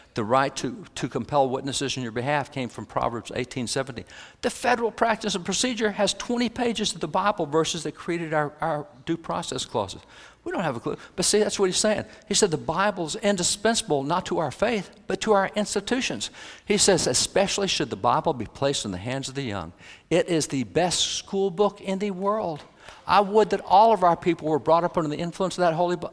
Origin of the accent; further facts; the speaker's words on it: Texas, United States; I'm a cowboy from Texas.